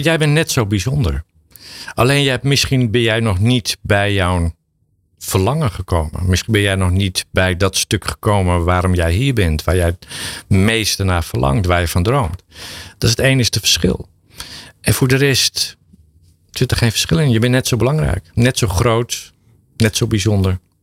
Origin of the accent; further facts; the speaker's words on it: Drenthe, Netherlands; ik kom uit Drenthe